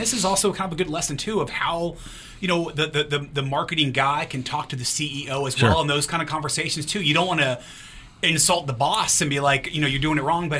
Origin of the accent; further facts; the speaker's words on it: Kentucky, United States; I'm not from Ohio. I'm from Kentucky.